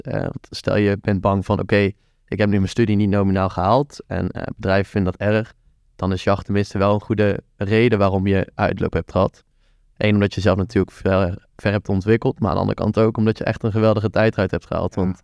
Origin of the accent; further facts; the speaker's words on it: Tilburg, North Brabant, Netherlands; Ja, ik kom uit Tilburg. Ik ben er ook geboren